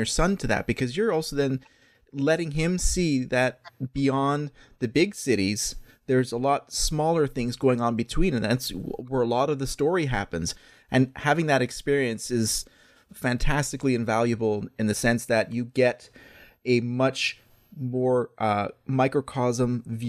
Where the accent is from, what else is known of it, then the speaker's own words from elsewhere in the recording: Canada; when I grew up in Canada